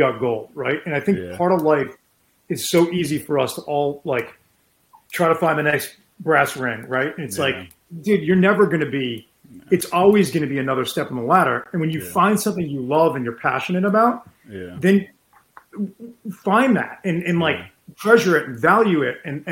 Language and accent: English; Winchester, Massachusetts, United States; also born or lived in Madison, New Jersey / Amherst, Massachusetts; I grew up in Winchester, Mass, and just had an unbelievable high school sports experience